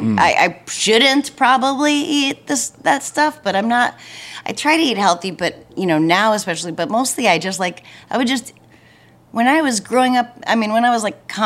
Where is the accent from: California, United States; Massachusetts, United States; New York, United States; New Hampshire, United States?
New Hampshire, United States; moved away; growing up in New Hampshire